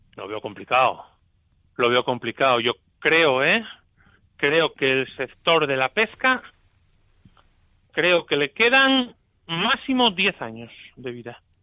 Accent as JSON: {"language": "Spanish", "region": "Asturias", "country": "Spain", "said": "somos los asturianos"}